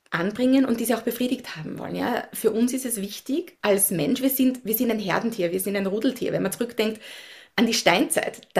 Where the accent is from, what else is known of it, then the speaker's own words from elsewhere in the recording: Upper Austria, Austria; moved away as an adult; now in Washington DC, United States; Äh, ich bin in Österreich aufgewachsen, habe dort die Hälfte meines Lebens verbracht, äh, in der Natur, im Grünen, in Oberösterreich im Müllviertel und lebe mittlerweile über 16 Jahre in den USA, in Washington DC, ein bisschen außerhalb, also auch am Land.